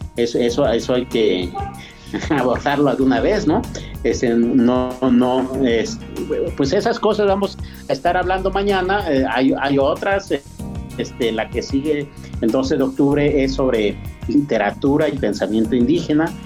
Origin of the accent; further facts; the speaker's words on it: Mixteca, Mexico; now in San Luis Potosí, Mexico; de los new savvy, de los mixtecos, de donde yo vengo